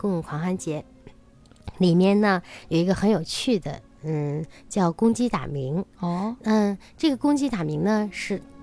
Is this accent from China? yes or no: yes; China; 我们中国人